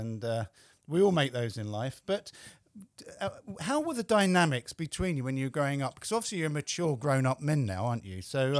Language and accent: English; England, United Kingdom; being English